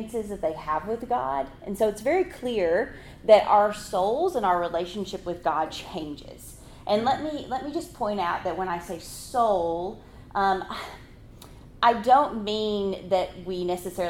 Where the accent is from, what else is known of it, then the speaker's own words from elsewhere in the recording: Arkansas, United States; moved away as an adult; also born or lived in Mississippi; now in Tempe, United States; If you hear in my voice, I come from Arkansas. I am a native Arkansan.